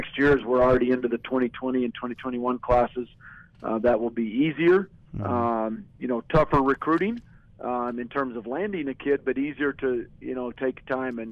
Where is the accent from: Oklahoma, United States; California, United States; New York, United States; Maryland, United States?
Oklahoma, United States; also born or lived in Utah; now in Texas, United States; where I grew up in Oklahoma